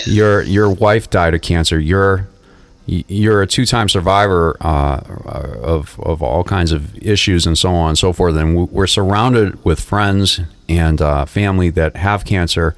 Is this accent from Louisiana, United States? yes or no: no; Boston, Massachusetts, United States; accent: Boston; now in South Florida, United States; I said, "Boston."